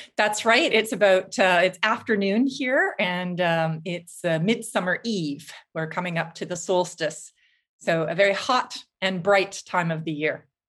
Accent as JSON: {"language": "English", "town": "Vancouver", "region": "British Columbia", "country": "Canada", "tie": "born or raised there", "also_born_or_lived": "Toronto / United Kingdom / New Zealand", "moved": "as an adult", "lives_now": "Finland", "said": "I grew up in Vancouver on the West Coast"}